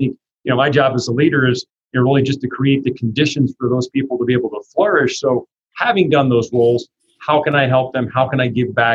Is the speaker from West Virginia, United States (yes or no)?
no; New Jersey, United States; grew up in New Jersey, and we owned a family delicatessen business